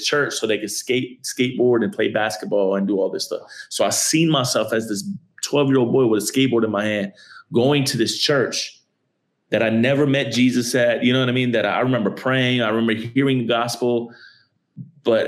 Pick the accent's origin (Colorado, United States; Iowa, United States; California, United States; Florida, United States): Florida, United States; Miami; I grew up in a melting pot of people in a city called Miami, Florida